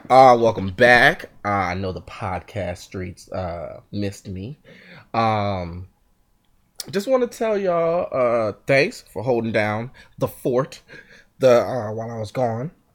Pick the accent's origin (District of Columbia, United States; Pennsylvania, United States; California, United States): Pennsylvania, United States; Philadelphia area; I'm from the Philly area